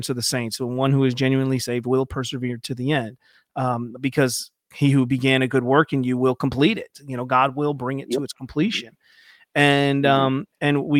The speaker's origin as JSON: {"language": "English", "region": "Ohio", "country": "United States", "said": "I'm from Ohio"}